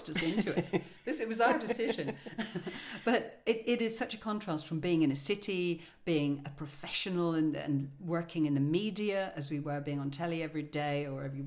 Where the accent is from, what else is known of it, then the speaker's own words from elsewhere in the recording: Ireland; moved away; I'm Irish.